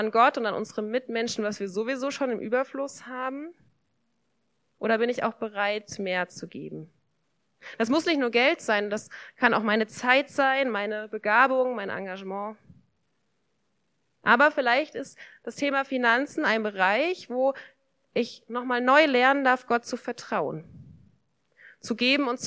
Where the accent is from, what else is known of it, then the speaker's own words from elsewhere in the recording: Germany; ich bin hier in Deutschland aufgewachsen, in einer Familie.